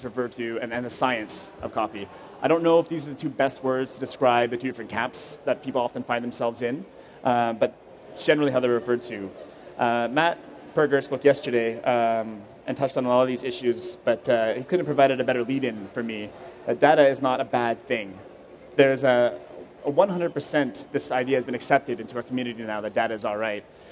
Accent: Vancouver, British Columbia, Canada; now in Montreal, Canada; I grew up in Vancouver

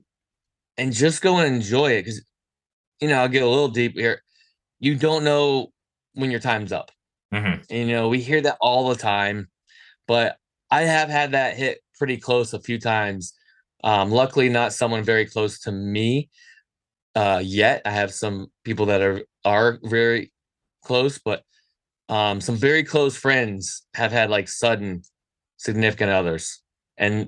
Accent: United States; as an American

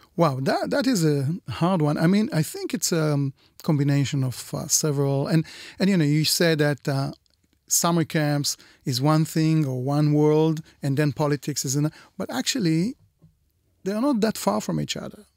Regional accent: Israel; here in Israel

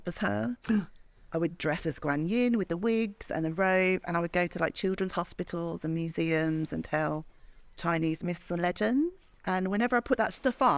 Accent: Birmingham, West Midlands, United Kingdom; I am from Birmingham

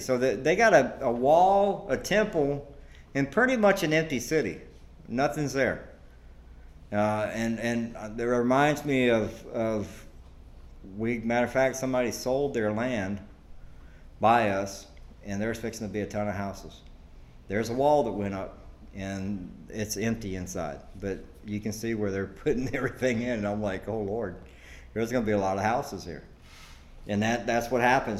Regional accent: Georgia, United States; now in Devine, United States; I'm from Georgia.

